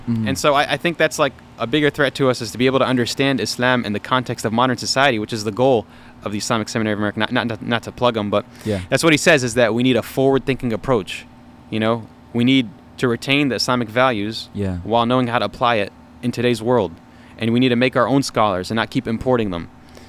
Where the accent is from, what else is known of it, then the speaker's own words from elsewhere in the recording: United States; as an American Muslim